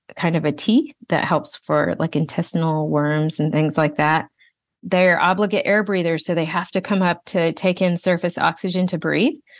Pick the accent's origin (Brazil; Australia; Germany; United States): Brazil; moved away; I'm originally from Brazil